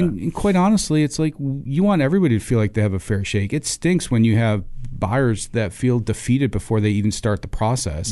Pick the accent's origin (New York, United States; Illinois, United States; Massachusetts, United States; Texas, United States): New York, United States; Rochester; moved away as an adult; also born or lived in Buies Creek, North Carolina; now in North Carolina, United States; born and raised in Rochester, New York. Uh, it's where I spent my first eighteen years